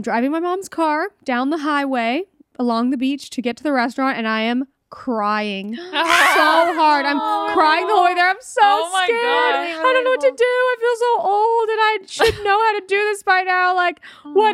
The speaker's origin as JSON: {"language": "English", "region": "Northern California", "country": "United States", "tie": "born or raised there", "also_born_or_lived": "Los Angeles, California", "moved": "as an adult", "said": "I go up to Northern California. I lived in LA. I went up north to visit my hometown."}